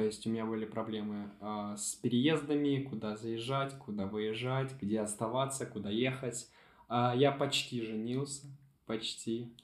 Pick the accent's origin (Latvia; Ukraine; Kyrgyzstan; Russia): Ukraine; я из Украины